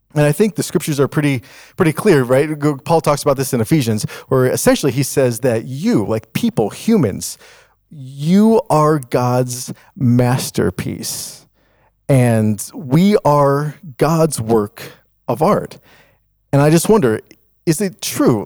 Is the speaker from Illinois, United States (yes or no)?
yes; Chicago, Illinois, United States; when I was growing up in Chicago